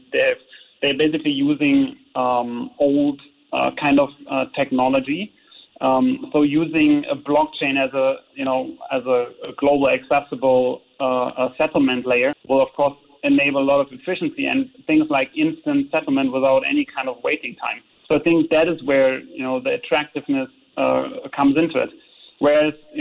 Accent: Germany; now in Singapore; I'm from Germany.

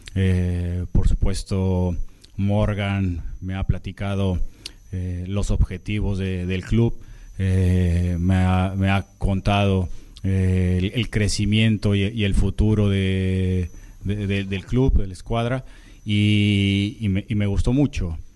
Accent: Mexico; moved away as an adult; Soy el primer portero en la historia de México que juega, que, juega en Europa

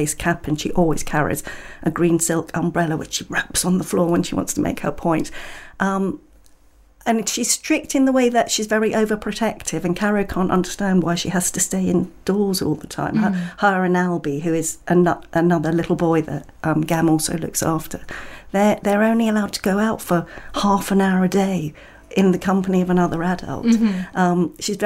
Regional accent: London, United Kingdom; I did grow up in London, well, in the suburbs of North London

